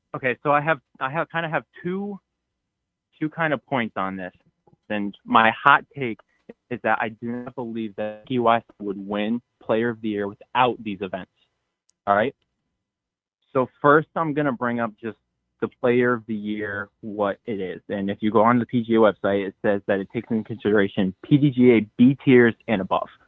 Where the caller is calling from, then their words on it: Connecticut, United States; I am from Connecticut